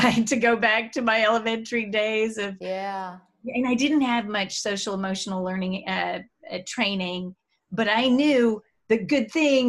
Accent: Mexico; moved away; I'm from Mexico

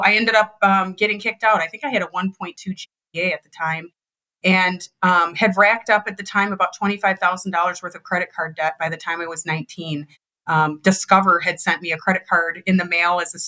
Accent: Detroit, Michigan, United States; born and raised in Detroit, Michigan, dad was a factory worker

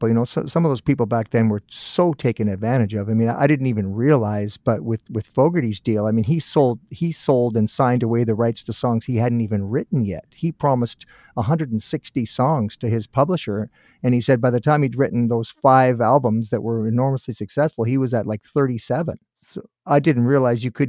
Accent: Guelph, Ontario, Canada; moved away; I was born in Guelph, so I'm familiar with that area

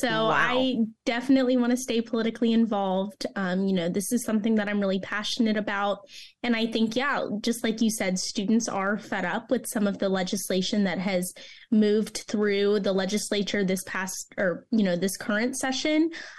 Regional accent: Orlando, Florida, United States; Yes, I'm from Orlando originally.

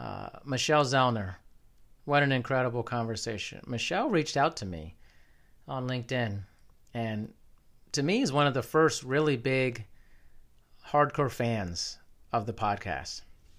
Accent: Germany; born there; I was born in Germany. I've lived there a couple times.

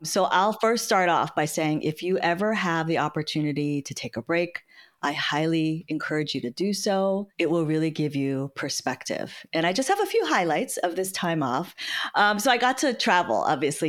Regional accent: San Francisco, California, United States; I was born and raised in San Francisco

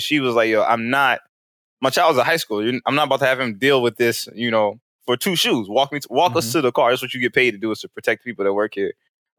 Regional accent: St. Louis, Missouri, United States; I'm from St. Louis

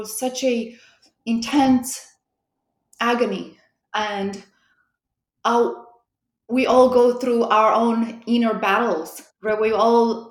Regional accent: Moldova; accent: European; moved away as an adult; also born or lived in Romania; now in United States; I'm originally from Republic of Moldova.

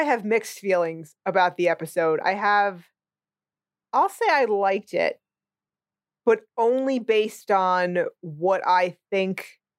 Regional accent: United States; I'm an American.

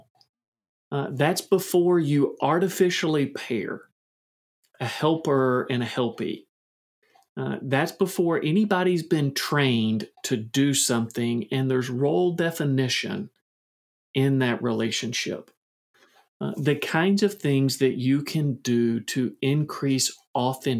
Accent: Kentucky, United States; I'm from Kentucky. So I'm going to do that thing where I use a little Kentucky grammar

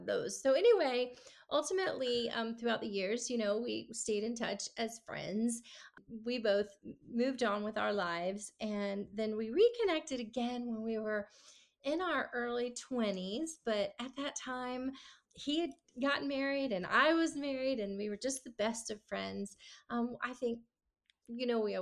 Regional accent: Clearwater, Florida, United States; moved away as an adult; also born or lived in Nashville, Tennessee / California; I grew up in Florida, Tampa Bay, Clearwater area, and lived there my whole life until I moved to Nashville, Tennessee

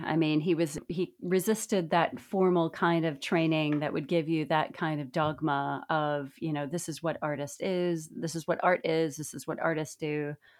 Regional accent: Midwest, United States; I'm from the Midwest

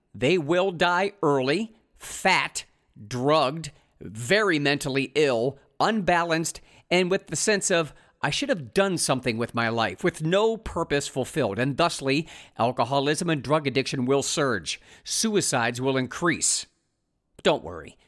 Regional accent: Ohio, United States; moved away as an adult; a cross-country move back to my home state of Ohio

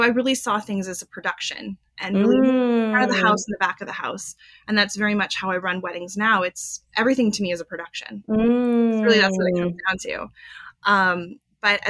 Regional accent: Los Angeles, California, United States; I'm born and raised in Los Angeles.

